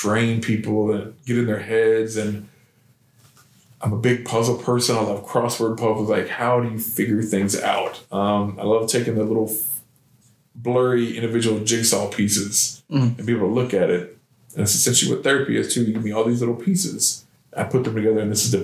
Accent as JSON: {"language": "English", "town": "Decatur", "region": "Illinois", "country": "United States", "tie": "born or raised there", "moved": "as an adult", "lives_now": "Clarksville, United States", "said": "I was born and raised in Decatur, Illinois."}